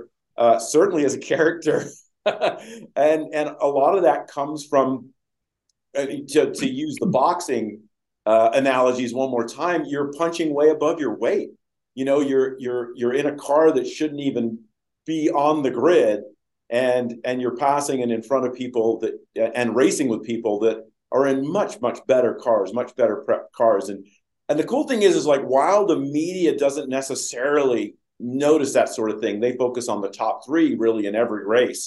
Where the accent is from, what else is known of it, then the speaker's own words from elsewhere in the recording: England, United Kingdom; moved away; when I grew up in England